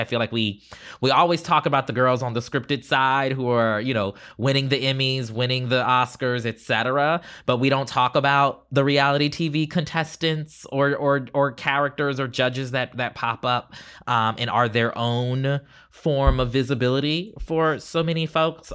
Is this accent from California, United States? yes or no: no; Charleston, South Carolina, United States; growing up in Charleston, South Carolina.